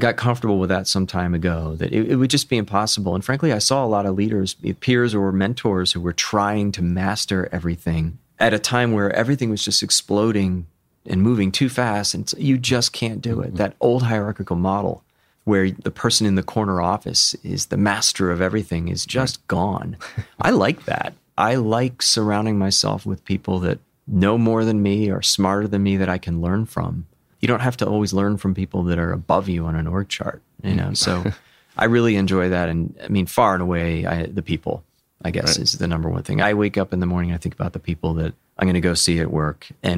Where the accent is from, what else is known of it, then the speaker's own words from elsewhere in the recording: Chester County, Pennsylvania, United States; also born or lived in Rome, New York; And most of my life in fairly rural Chester County.